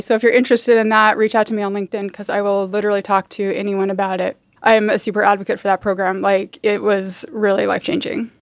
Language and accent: English; Salt Lake City, Utah, United States; moved away as an adult; also born or lived in San Francisco, California; now in Oakland, United States; I grew up in Utah, in the suburbs of Salt Lake